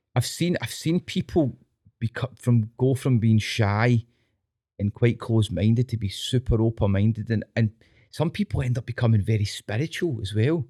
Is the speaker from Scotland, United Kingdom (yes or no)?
yes; Scotland, United Kingdom; being Scottish, right, and then I think we're quite a, an earthy people, Scottish people